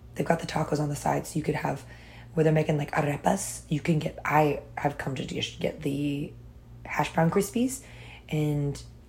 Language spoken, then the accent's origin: English; United States; as an American, you know, I love salt.